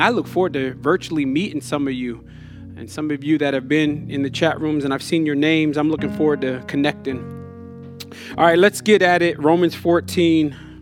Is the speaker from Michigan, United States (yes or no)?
no; Jersey Shore, New Jersey, United States; I grew up on the Jersey Shore